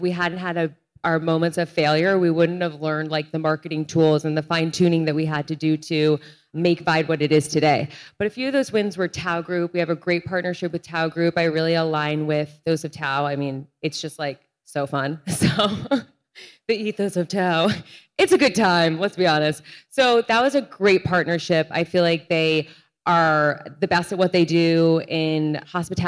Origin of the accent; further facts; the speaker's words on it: Rhode Island, United States; I'm from Rhode Island. The street my parents live on is literally called Olivia Culpo Way